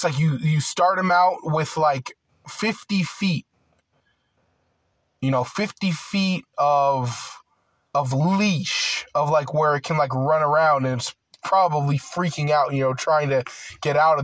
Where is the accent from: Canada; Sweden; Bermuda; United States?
United States; I'm a full-blooded American. Like, I grew up here.